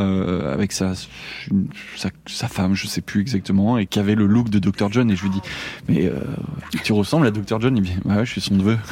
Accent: Angoulême, Nouvelle-Aquitaine, France; chez moi, à Angoulême

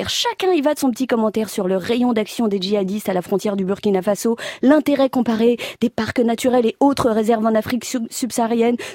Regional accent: France; je suis française

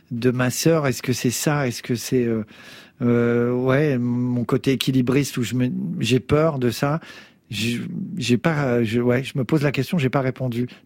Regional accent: Bourgogne-Franche-Comté, France; also born or lived in Beauvais; je suis né dans l'Oise, à Beauvais, et après, je suis parti dans l'est. Euh, euh, à Montbéliard, Belfort, machin. Dans, j'ai grandi dans les HLM de l'Est de la France. Et après, on s'est barré dans le Sud et je me sens profondément du Sud

